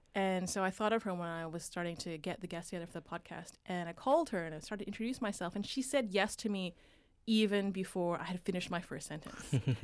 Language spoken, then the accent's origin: English; Vancouver, British Columbia, Canada; moved away as an adult; also born or lived in United States; now in Australia; I grew up in Vancouver, right along the U S border.